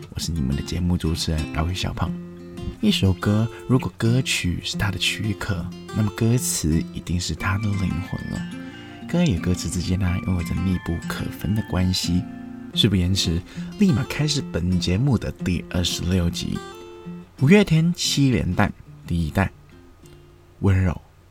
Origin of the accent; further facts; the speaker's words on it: China; moved away; also born or lived in Taiwan; 我们大陆那边也有很多很优秀的团体啦